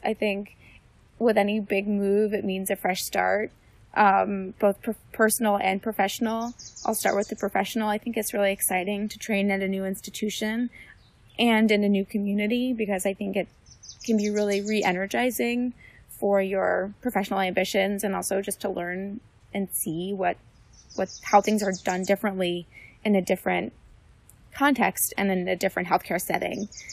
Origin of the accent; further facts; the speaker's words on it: West Orange, New Jersey, United States; I'm from West Orange, New Jersey